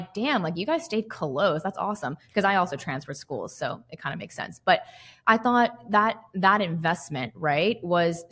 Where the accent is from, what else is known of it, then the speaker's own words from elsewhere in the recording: the South, United States; I'm from the South. I went to an SEC school.